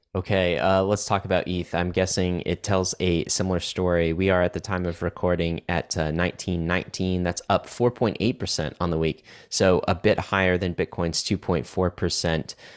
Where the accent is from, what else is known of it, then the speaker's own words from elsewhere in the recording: Canada; now in United States; I grew up in Canada